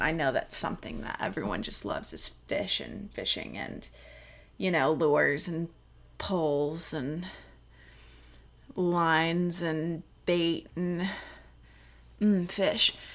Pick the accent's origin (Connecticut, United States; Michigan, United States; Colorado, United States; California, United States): Colorado, United States; also born or lived in North Carolina / Texas; in the middle of second grade, I moved to Colorado, where the people who I went to elementary school